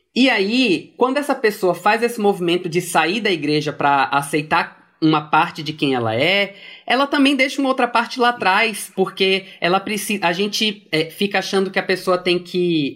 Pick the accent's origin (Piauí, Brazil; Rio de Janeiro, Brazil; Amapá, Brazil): Piauí, Brazil; Fui para Piauí aos quatro anos de idade, quando meus pais se casaram